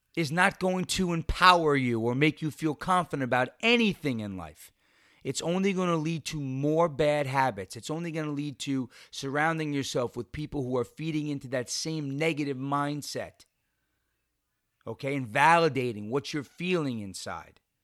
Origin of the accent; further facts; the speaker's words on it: New York, United States; in New York, in, uh, in my home state